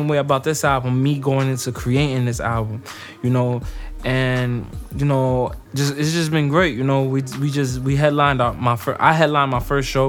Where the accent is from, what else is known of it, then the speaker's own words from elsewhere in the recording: Passaic, New Jersey, United States; I'm from Passaic, New Jersey, no matter where I'm at.